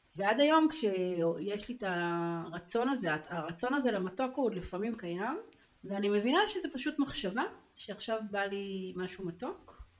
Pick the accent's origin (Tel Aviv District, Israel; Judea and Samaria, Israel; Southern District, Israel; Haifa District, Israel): Tel Aviv District, Israel; Tel Aviv; גרה בתל אביב, שם גדלתי